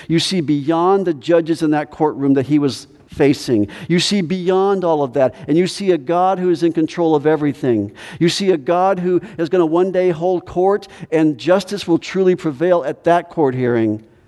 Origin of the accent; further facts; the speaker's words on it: United States; as American Christians